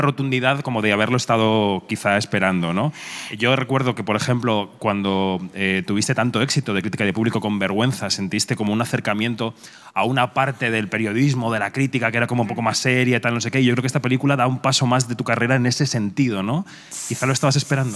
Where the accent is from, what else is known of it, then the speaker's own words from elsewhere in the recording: Madrid, Community of Madrid, Spain; yo soy de Carabanchel